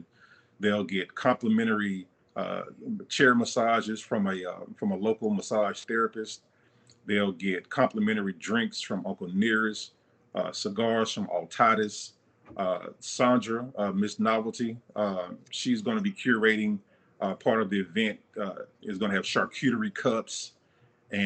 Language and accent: English; Mobile, Alabama, United States; now in Charlotte, United States; I'm from Mobile, Alabama